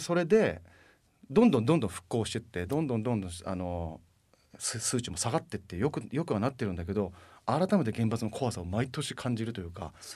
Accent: Tokyo residents, Japan; 僕ら東京都民

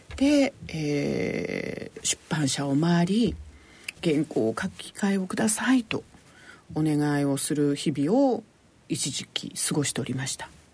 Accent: Yokohama, Kanagawa, Japan; 私はあの横浜市の保土ヶ谷区というところで生まれ育ちましては

